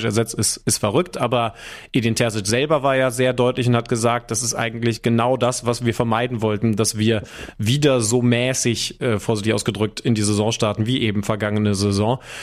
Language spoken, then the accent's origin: German; Wolfsburg, Lower Saxony, Germany; moved away; in meiner Heimat